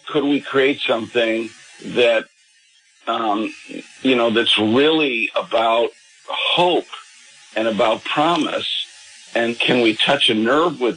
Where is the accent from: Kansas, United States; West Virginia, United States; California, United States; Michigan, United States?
California, United States; Los Angeles; a parish priest in my hometown out in California, in Pacific Palisades